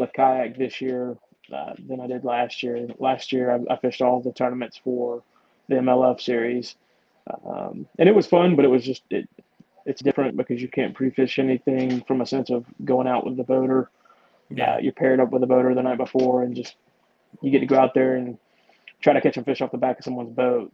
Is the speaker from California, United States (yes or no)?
no; Georgia, United States; more or less born and raised in Georgia